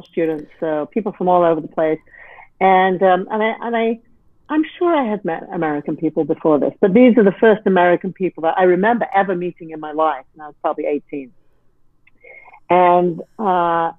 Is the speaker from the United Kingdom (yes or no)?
yes; England, United Kingdom; I was coming from England